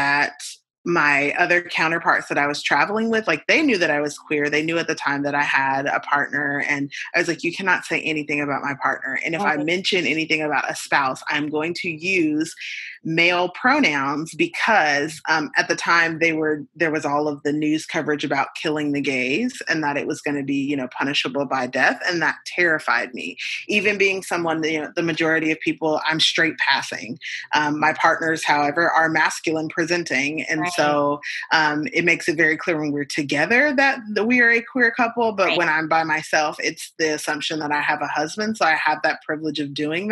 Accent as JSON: {"language": "English", "country": "United States", "said": "as an American"}